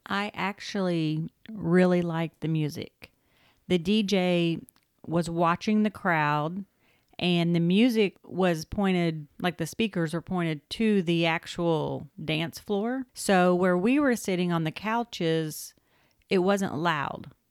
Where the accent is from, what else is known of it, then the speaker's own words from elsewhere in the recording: Oklahoma, United States; moved away; we are originally from Oklahoma